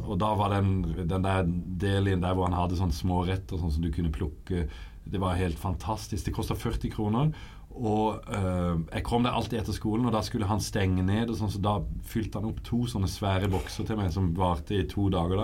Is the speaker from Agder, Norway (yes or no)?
yes; Kristiansand, Agder, Norway; Jeg er født og oppvokst i Kristiansand